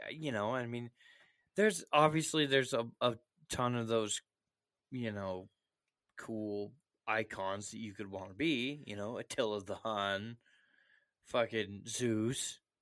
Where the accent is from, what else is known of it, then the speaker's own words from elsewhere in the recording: United States; I'm American proud, man.